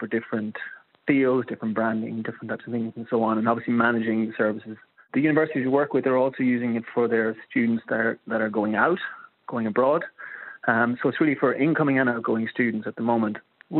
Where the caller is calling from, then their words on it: Sligo, Connacht, Ireland; I'm contacting you from Sligo in the northwest of Ireland.